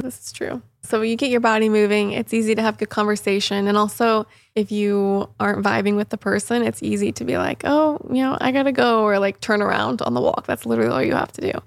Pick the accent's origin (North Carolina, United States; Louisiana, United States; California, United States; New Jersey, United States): North Carolina, United States; Mooresville; moved away as an adult; now in St. Petersburg, United States; I grew up in Mooresville.